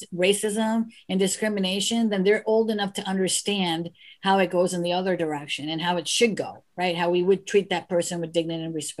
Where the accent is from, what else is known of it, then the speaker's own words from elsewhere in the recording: United States; I was born in the United States